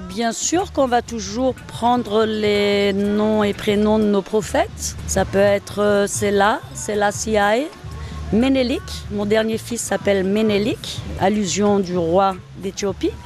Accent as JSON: {"language": "French", "town": "Grenoble", "region": "Auvergne-Rhône-Alpes", "country": "France", "tie": "born or raised there", "also_born_or_lived": "Germany", "moved": "as an adult", "lives_now": "Martinique", "said": "je suis née en Allemagne, j'ai grandi sur Grenoble et ça fait maintenant 23 ans que je suis en Martinique."}